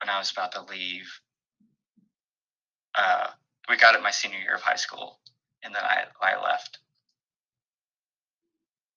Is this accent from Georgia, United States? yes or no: no; Dallas, Texas, United States; I grew up in the Dallas area